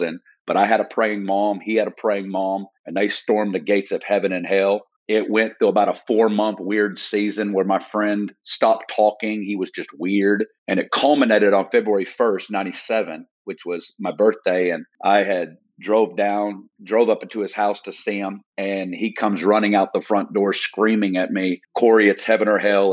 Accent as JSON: {"language": "English", "region": "Northwest Arkansas", "country": "United States", "tie": "born or raised there", "said": "I'm from Northwest Arkansas, originally. And so from a little town in Northwest Arkansas, probably about 30 minutes south of Fayetteville and little town of 3000"}